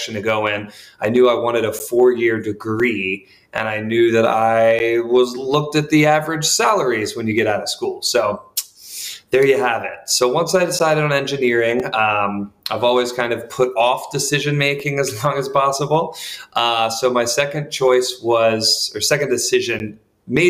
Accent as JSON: {"language": "English", "town": "Charlotte", "region": "North Carolina", "country": "United States", "tie": "born or raised there", "said": "I'm actually from Charlotte, North Carolina"}